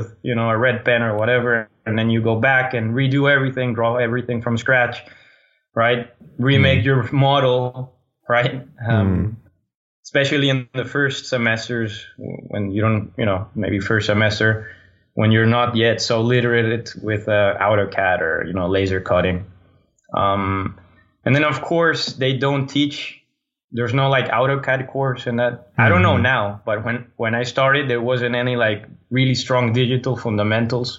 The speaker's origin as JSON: {"language": "English", "country": "Colombia", "moved": "yes", "said": "I'm originally from Colombia. So that's Colombia in South America"}